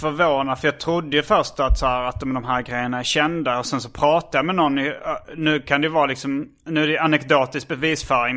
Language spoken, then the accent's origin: Swedish; Hjärup, Skåne, Sweden; accent: Scanian; moved away; also born or lived in Stockholm; jag är från Hjärup